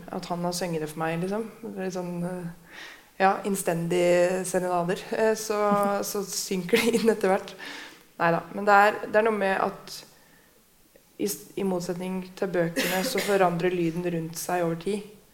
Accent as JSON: {"language": "Norwegian", "town": "Hamar", "region": "Innlandet", "country": "Norway", "said": "jeg er fra Hamar"}